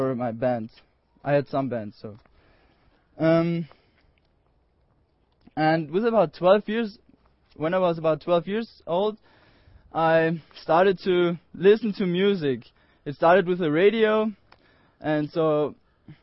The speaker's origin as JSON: {"language": "English", "country": "Austria", "said": "I'm from Austria. I'm 19 years old, and I'm from a little valley called Cucumber Valley"}